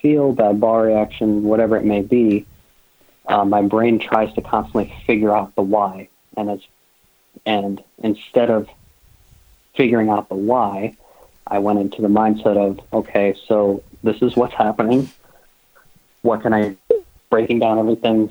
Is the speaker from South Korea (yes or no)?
no; Massachusetts, United States; growing up in Massachusetts and the New England area